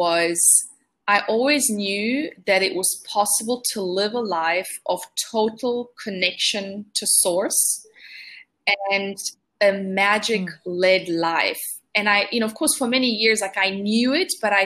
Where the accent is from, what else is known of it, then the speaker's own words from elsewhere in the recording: Italy; I grew up in Italy